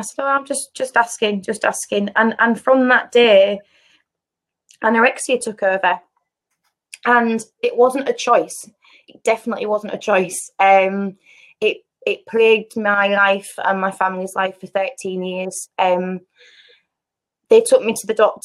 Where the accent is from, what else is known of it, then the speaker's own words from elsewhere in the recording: United Kingdom; I grew up in Eastall.